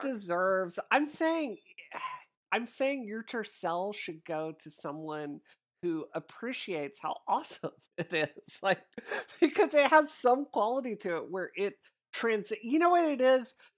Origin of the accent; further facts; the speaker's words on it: Mississippi, United States; I grew up in Mississippi.